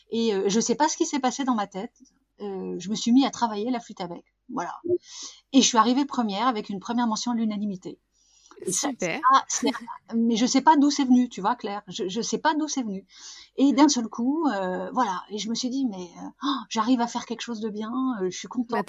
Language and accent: French; Douai, Hauts-de-France, France; je suis du Nord, hein, je suis une fille du Nord, une ch'ti.